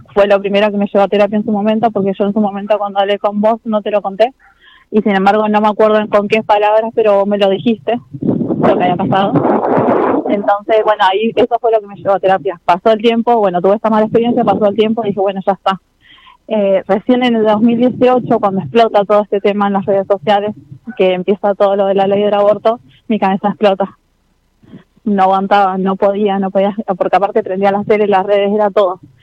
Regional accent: General Roca, Río Negro, Argentina; de General Roca

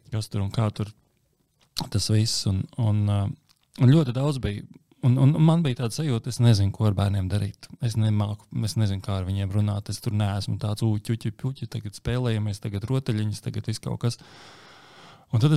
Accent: Latvia

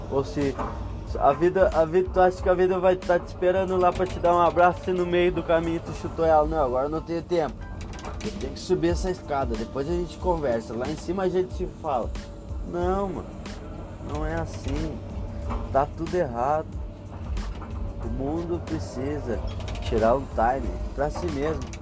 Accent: Rio Grande do Sul, Brazil; Porra, sou suspeito para falar, né? Sou gaúcho.

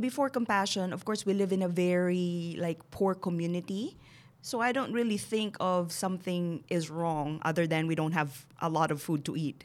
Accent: Bacolod, Western Visayas, Philippines; moved away as an adult; now in United States; So Bacolod City, and then we moved to the Central Business District when I was nine years old

